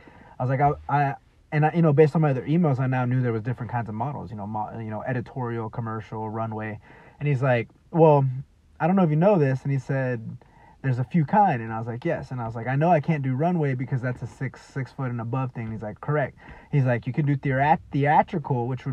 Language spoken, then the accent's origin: English; Dallas, Texas, United States; I'm from Dallas, Texas